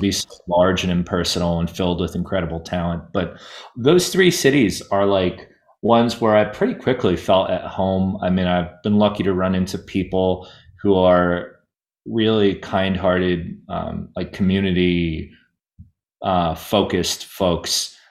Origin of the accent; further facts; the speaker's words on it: New Jersey, United States; growing up in New Jersey